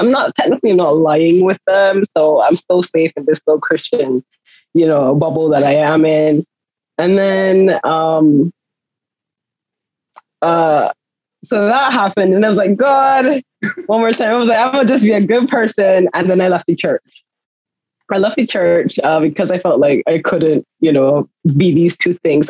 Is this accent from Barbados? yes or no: yes; Barbados; accent: Barbadian; Barbados accent is, like, literally out there. Like, like literally as far east as we are, so is our accent